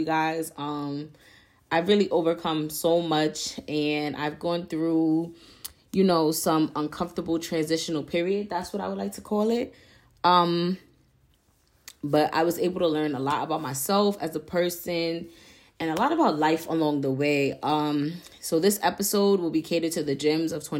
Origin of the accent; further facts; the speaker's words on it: New York City, New York, United States; moved away as an adult; now in Albany, United States; I was born and raised in Harlem, New York